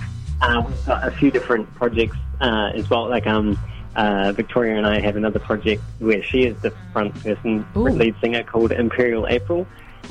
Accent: New Zealand; we're from New Zealand

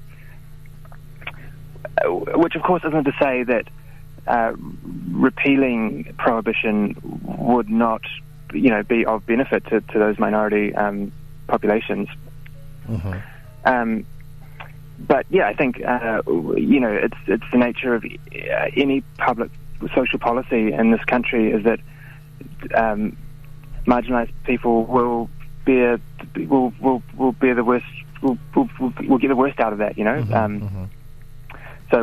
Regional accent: New Zealand; as a New Zealander

